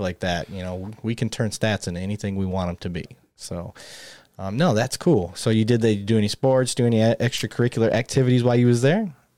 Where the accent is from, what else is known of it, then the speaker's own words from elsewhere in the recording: Flint, Michigan, United States; moved away; I grew up in Flint, Michigan